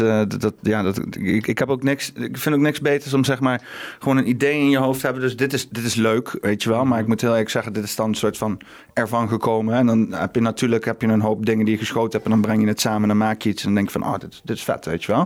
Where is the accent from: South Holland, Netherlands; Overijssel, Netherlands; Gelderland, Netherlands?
Gelderland, Netherlands; Huissen; now in Arnhem, Netherlands; ik kom met Husse eigenlijk, maar dat is hm. heel dicht naast Arnhem